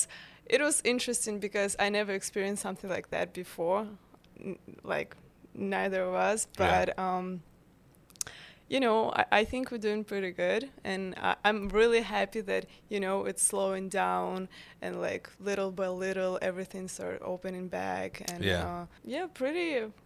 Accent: Ukraine; now in New York, United States; Yes, I'm originally from Ukraine.

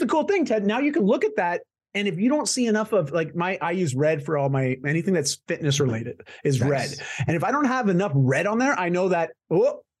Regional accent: Canada; I'm Canadian.

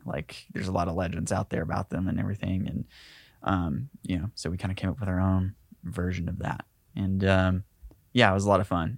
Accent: Ringgold, Georgia, United States; moved away; I grew up in Ringgold, Georgia

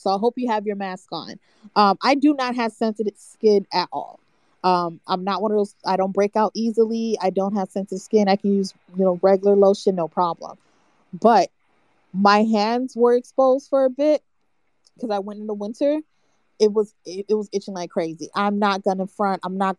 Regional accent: Florida, United States; As I said before, I'm from South Florida, so I'm used to very clear, fresh air.

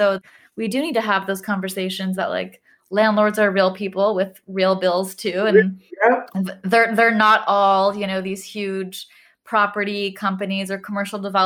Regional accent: Los Angeles, California, United States; also born or lived in New York; My parents and I like grew up in an apartment my entire life. I, you know, I'm from Los Angeles

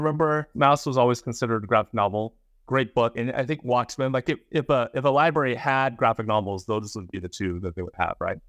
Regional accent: San Jose, California, United States; born or raised there; also born or lived in Fremont

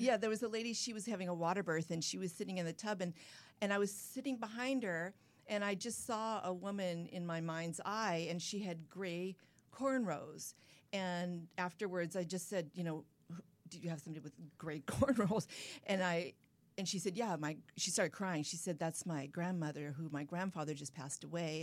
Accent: San Clemente, California, United States; down in my hometown, San Clemente, California

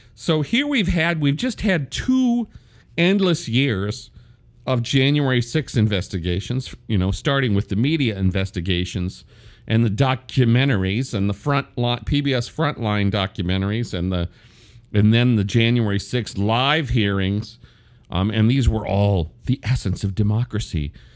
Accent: Wisconsin, United States; I come from purple Wisconsin.

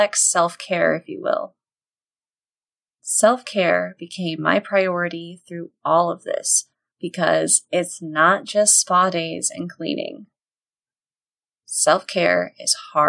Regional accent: Texas, United States; as a Texan

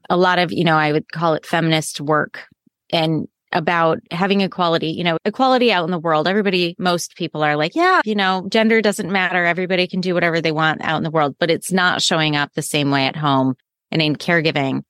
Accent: Midwest, United States; So I grew up in the Midwest in the U S

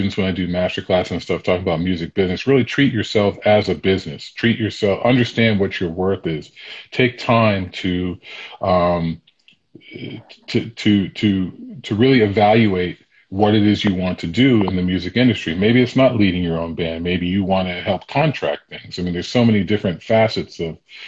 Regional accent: Sharon, Massachusetts, United States; also born or lived in Boston, Massachusetts; I grew up in Sharon, Massachusetts.

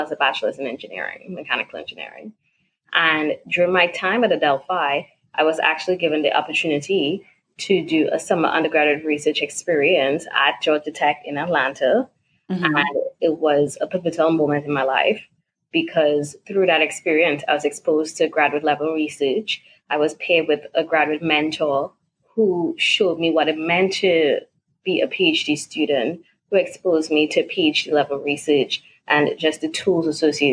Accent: Trinidad & Tobago; moved away; also born or lived in California / Virginia; originally from Trinidad and Tobago. I grew up there. That's home for me, Trinigal.

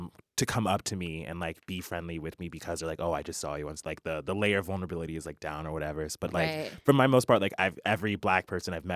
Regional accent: Alaska, United States; moved away as an adult; also born or lived in Germany / Texas; now in Seattle, United States; 15 years of my life, and I'm 23. I was spent in Alaska. So, I wasn't born there, but I, like, was raised there

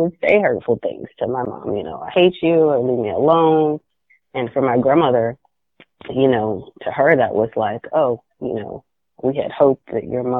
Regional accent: the South, United States; I grew up in the South

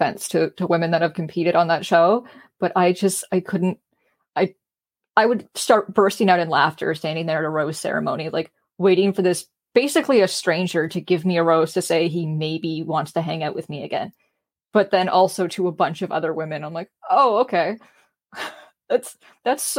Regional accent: Canada; I'm a Canadian

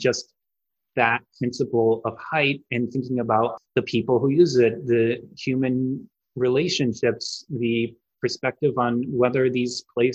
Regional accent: Bloomfield Hills, Michigan, United States; moved away as an adult; also born or lived in Los Angeles; I grew up outside of Detroit in a place called Bloomfield Hills, about 40 minutes outside the city

